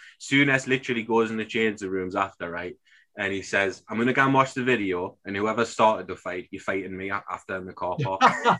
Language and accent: English; Newcastle upon Tyne, North East England, United Kingdom; as a Geordie, obviously growing up